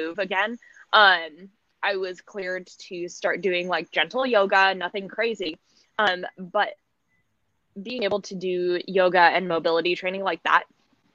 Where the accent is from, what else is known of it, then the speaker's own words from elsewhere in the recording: Alaska, United States; Growing up in Alaska